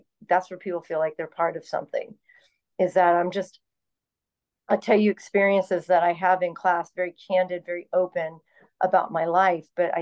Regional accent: Orlando, Florida, United States; Being born and raised in Orlando

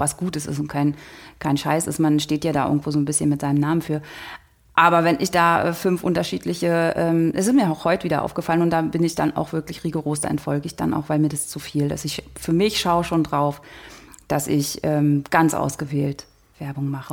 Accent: Oderbruch, Brandenburg, Germany; moved away as an adult; now in Berlin, Germany; aus Brandenburg, aus dem Oderbruch. Und dort bin ich zur Schule gegangen und aufgewachsen

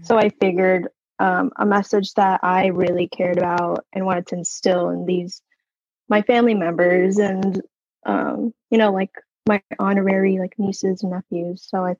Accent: Virginia, United States; Yeah, so I grew up in Northern Virginia and I moved around a lot.

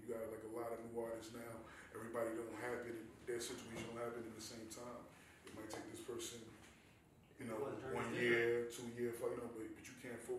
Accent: Newark, New Jersey, United States; I'm from Newark, New Jersey. Newark, New Jersey. Born and raised.

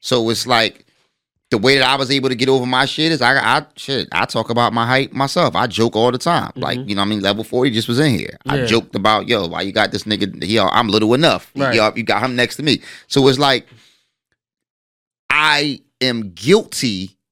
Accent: Philadelphia, Pennsylvania, United States; the way that I grew up, right, and where I grew up in North Philly

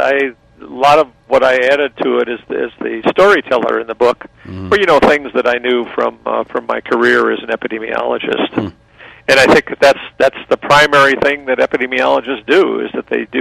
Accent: Germany; now in Los Angeles, United States; I was born originally in Germany, so I could probably, if I needed to, get by in Germany

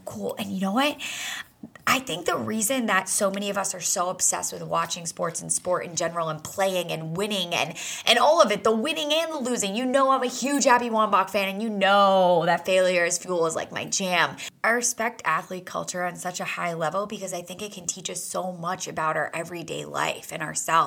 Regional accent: New England, United States; I grew up in New England

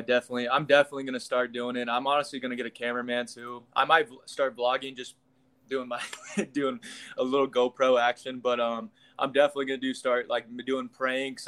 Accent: Kansas, United States; I'm from the Midwest. I'm from Kansas

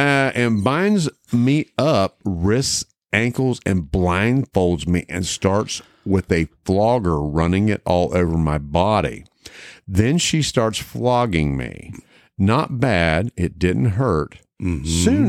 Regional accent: Mason County, West Virginia, United States; Granted, we are as about American as you can get down the middle of Mason County, Westford, by God, Virginia there.

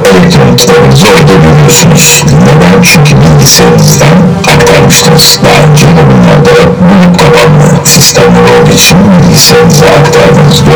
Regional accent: Turkey; biz Türk'üz

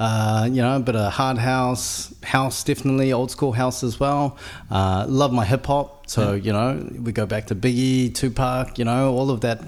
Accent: Auckland, New Zealand; So born and bred in Auckland, out East Auckland. So, raised in Howick, Pakuranga, went to McLean's College.

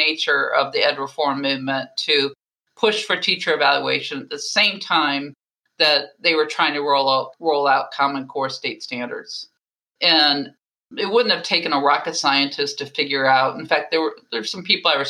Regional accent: Baltimore, Maryland, United States; that was my hometown, Johns Hopkins

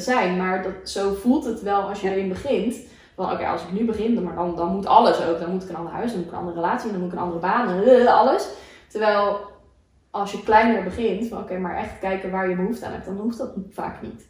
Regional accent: Aruba; moved away; Ik ben opgegroeid op Aruba.

